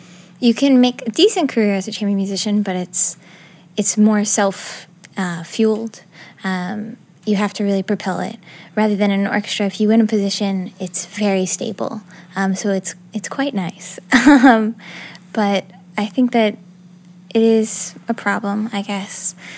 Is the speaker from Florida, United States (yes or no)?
yes; Miami, Florida, United States; Miami, Florida.